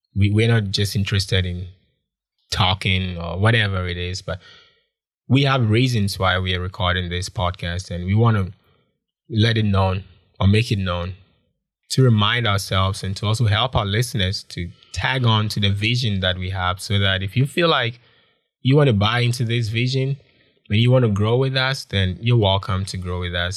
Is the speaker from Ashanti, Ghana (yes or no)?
yes; Konongo, Ashanti, Ghana; moved away as an adult; also born or lived in Kumasi / Accra; now in Changchun, China; I'm from Ghana, West Africa, and I grew up in a lot of places. I grew up in Kumasi, I grew up in Accra, but I was born in a town called Konongo.